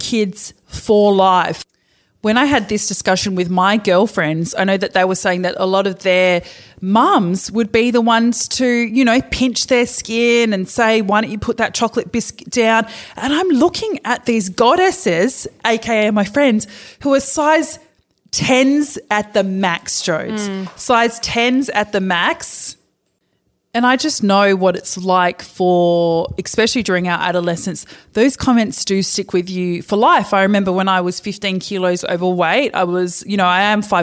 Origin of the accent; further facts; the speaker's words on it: Perth, Western Australia, Australia; they brought us up in Perth. And I grew up in Scarborough